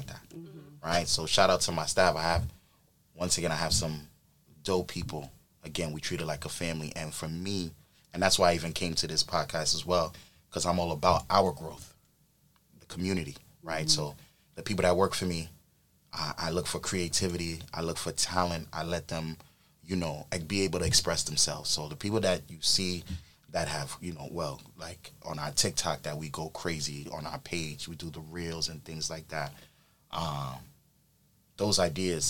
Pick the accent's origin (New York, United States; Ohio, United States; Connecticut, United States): New York, United States; also born or lived in Dallas, Texas / Ghana; I've lived in New York most of my life